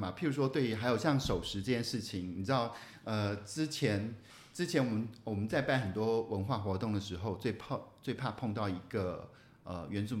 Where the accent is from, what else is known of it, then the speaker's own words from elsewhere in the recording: Taichung, Taiwan; 可是我们台中人跟台北人的生活就是不一样啊。